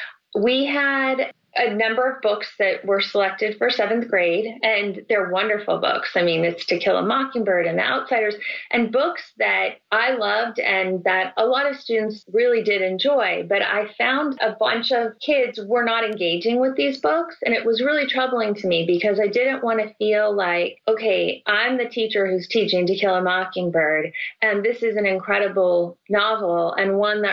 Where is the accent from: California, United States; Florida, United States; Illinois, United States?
California, United States; Salinas; I grew up in Salinas, California. That's the home of John Steinbeck.